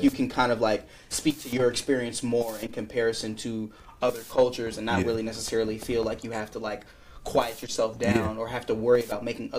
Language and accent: English; California, United States; now in Philadelphia, United States; considering that I came from California in the Bay Area, I went to a majority black city.